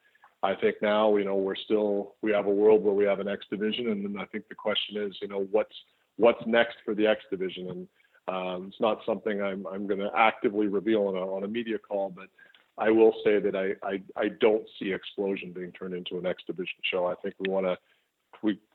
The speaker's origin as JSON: {"language": "English", "town": "Winnipeg", "region": "Manitoba", "country": "Canada", "tie": "born or raised there", "said": "in my hometown of Winnipeg"}